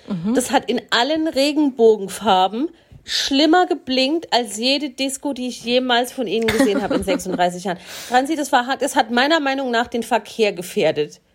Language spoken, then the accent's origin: German; Swabia, Baden-Württemberg, Germany